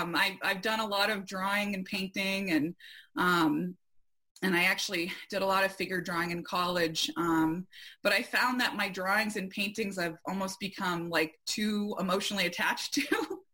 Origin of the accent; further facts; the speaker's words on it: Arundel, Maine, United States; also born or lived in Port Clyde, Maine; I have always been connected to the ocean as a native Mainer, and especially coastal Maine. I grew up in Arundel, which is about 15 minutes from a couple different beaches.